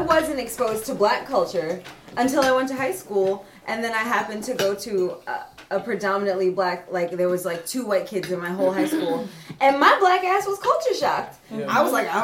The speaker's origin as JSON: {"language": "English", "town": "New York City", "region": "New York", "country": "United States", "tie": "born or raised there", "said": "I grew up in New York City, right? I grew up in Brooklyn."}